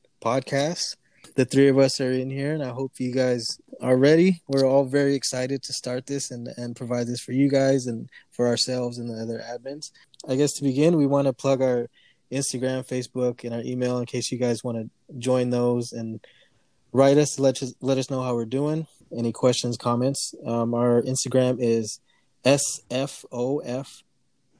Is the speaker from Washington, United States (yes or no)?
yes; Seattle, Washington, United States; I'm from Seattle